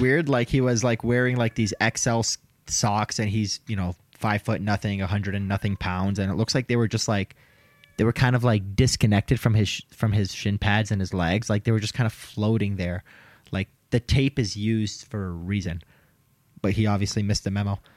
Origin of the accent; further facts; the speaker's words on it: Detroit, Michigan, United States; now in Denver, United States; I was from Detroit